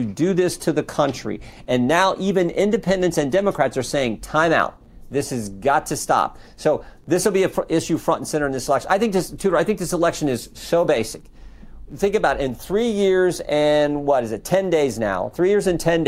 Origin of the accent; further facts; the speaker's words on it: Western Ohio, United States; I'm from Western Ohio